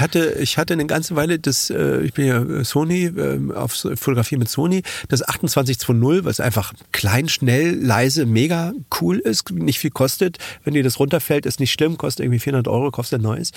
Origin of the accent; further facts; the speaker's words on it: Germany; bei uns in Deutschland